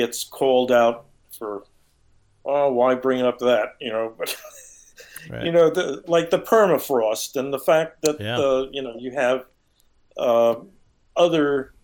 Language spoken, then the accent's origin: English; Long Island, New York, United States; when I grew up on Long Island, New York, I lived on a tidal marsh